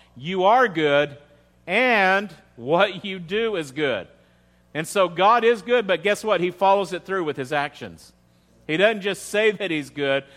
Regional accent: United States; as an American

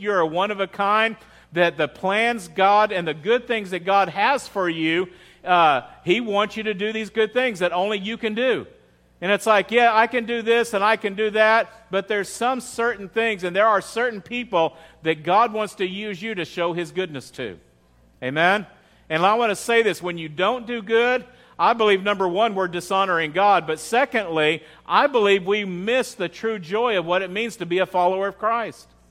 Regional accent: United States; as an American

